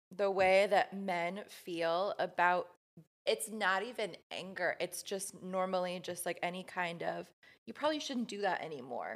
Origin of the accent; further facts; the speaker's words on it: Midwest, United States; growing up in the Midwest in, like, a super conservative, Catholic home